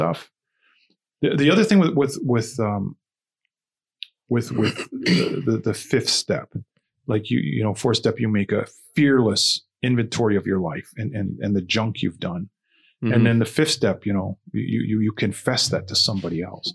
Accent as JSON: {"language": "English", "area": "Niagara", "region": "Ontario", "country": "Canada", "tie": "born or raised there", "also_born_or_lived": "Toronto, Canada", "said": "growing up in Niagara"}